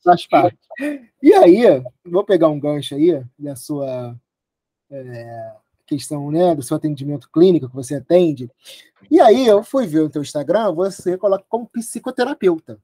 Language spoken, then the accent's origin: Portuguese; Rio de Janeiro, Brazil; sou do Rio de Janeiro